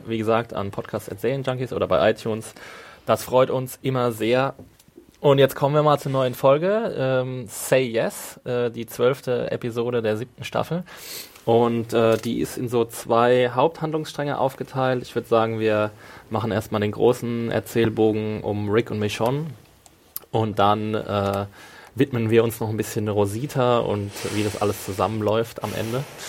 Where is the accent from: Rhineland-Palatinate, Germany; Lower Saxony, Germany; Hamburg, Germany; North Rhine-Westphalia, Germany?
Rhineland-Palatinate, Germany; Neustadt an der Weinstraße; ist nicht meine Heimatstadt, ist Neustadt, aber ist ein Na-, Nachbardorf